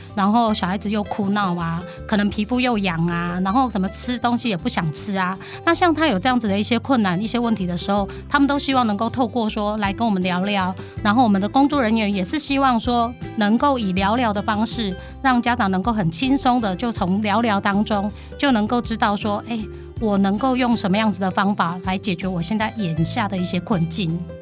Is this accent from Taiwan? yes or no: yes; Yilan County, Taiwan; moved away as an adult; now in Changhua, Taiwan; 我是不是应该要回去我的宜兰